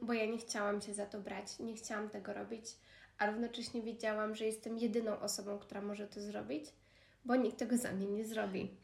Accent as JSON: {"language": "Polish", "country": "Poland", "tie": "born or raised there", "moved": "as an adult"}